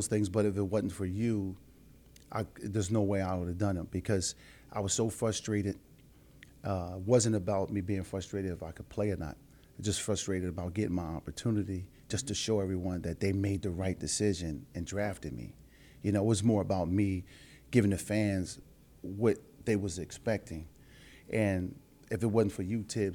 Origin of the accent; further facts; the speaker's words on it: Philadelphia, Pennsylvania, United States; I'm from Philly